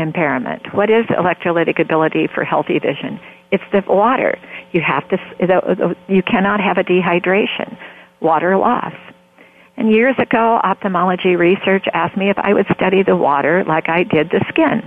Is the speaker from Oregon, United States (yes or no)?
yes; Oregon, United States; I'm a born Oregonian